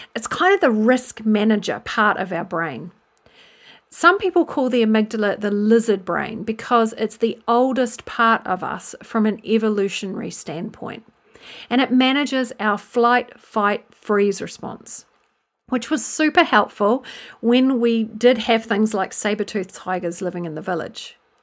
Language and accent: English; New Zealand; moved away as an adult; now in England, United Kingdom; I'm originally from New Zealand, which you may have picked up, and I've lived in England since two thousand and two